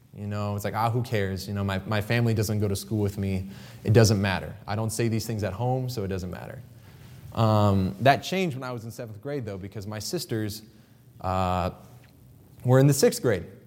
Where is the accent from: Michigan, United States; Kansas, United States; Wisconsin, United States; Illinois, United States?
Kansas, United States; I grew up in Kansas